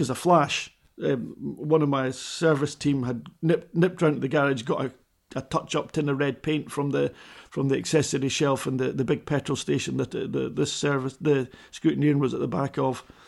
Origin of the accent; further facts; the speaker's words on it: Edinburgh, Scotland, United Kingdom; I was a kid from Edinburgh